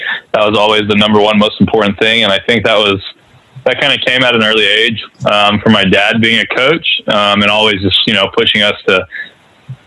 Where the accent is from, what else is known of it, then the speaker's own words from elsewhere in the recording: Palo Alto, California, United States; I grew up in Palo Alto, California, in a baseball family